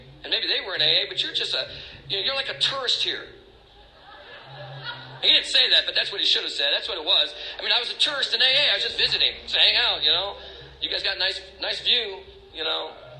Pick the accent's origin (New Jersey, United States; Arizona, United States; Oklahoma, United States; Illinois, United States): Arizona, United States; Tucson; now in Maine, United States; I'm from Tucson, Arizona, California. My wife was from Maine.